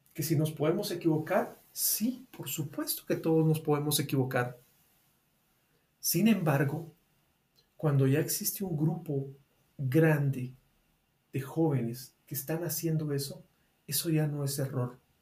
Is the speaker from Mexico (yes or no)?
no; Guatemala; acá en Guatemala, en mi país